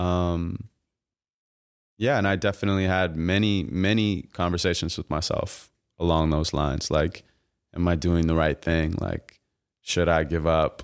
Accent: Santa Monica, California, United States; I'm from Santa Monica, and, uh, I was born and raised there

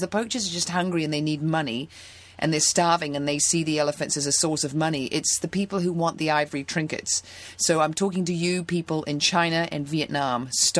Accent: New Zealand; now in Santa Monica, United States; I'm from New Zealand.

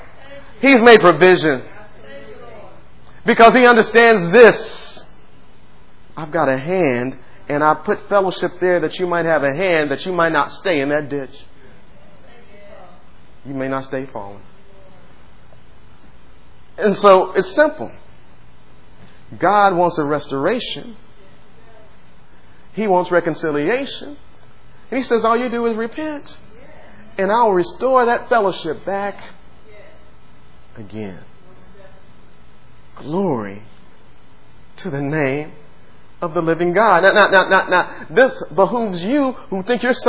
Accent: United States; I was born here in the United States of America

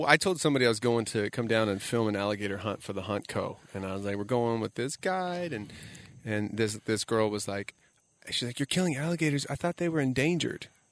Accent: South Florida, United States; I grew up in South Florida

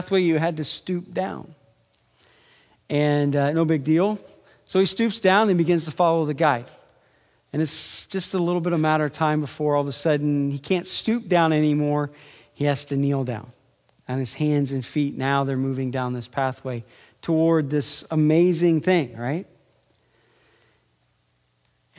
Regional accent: Iowa, United States; I'm from Iowa

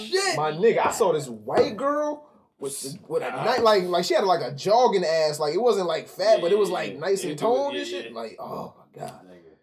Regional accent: Connecticut, United States; I'm from Connecticut.

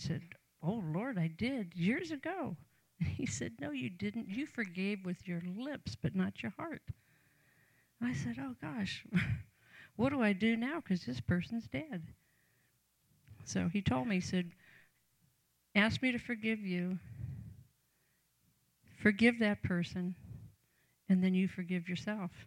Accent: Canton, Ohio, United States; I grew up in Canton, Ohio, home of the Pro Football Hall of Fame

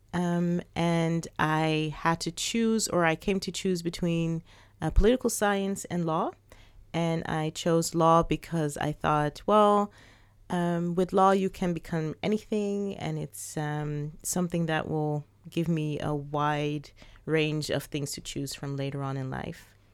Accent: Netherlands; also born or lived in Suriname; I was born in the Netherlands, but my parents are from Suriname

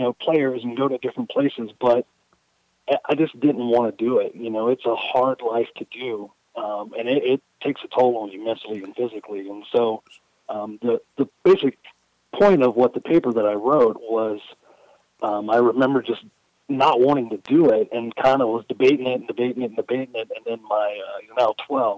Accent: Louisiana, United States; growing up in Louisiana

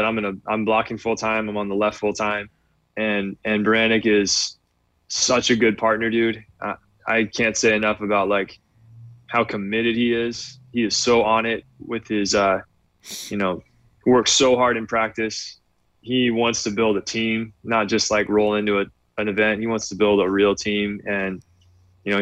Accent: Redlands, California, United States; now in South Bay, California, United States; I grew up in Redlands, inland

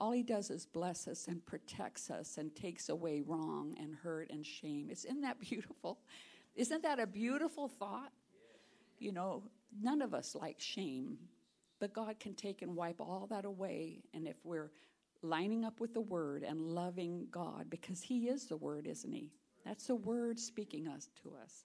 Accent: Omaha, Nebraska, United States; I'm from Nebraska, Omaha, Nebraska. And my dad would bring me to church

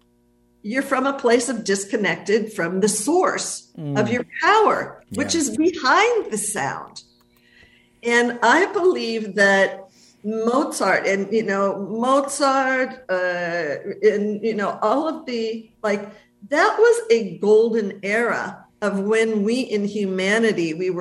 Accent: Los Angeles, California, United States; moved away as an adult; I was born and raised in the United States until I left

